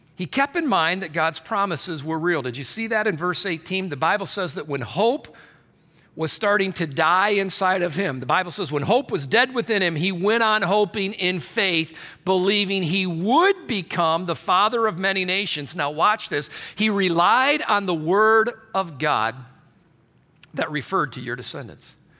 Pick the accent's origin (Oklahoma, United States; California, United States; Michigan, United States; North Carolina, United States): Michigan, United States; I grew up in Michigan